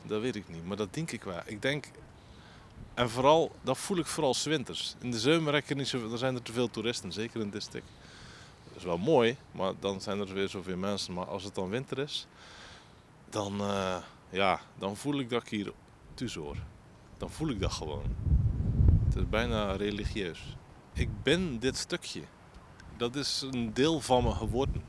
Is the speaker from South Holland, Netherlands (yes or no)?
no; Groede, Zeeland, Netherlands; ik ben geboren in De groep in 1981 en ik woon er nog